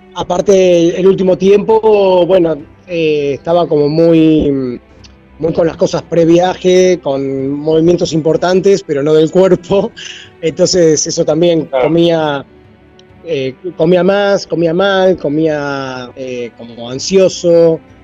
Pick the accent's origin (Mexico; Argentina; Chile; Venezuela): Argentina; moved away; nosotros, los argentinos